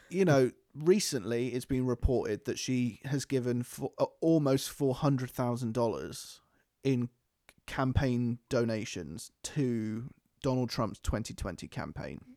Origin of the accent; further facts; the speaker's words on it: United Kingdom; We're British